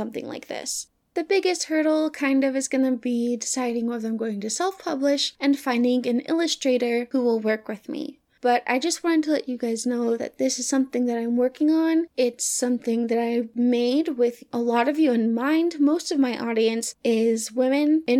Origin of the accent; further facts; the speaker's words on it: the South, United States; moved away; I'm from the South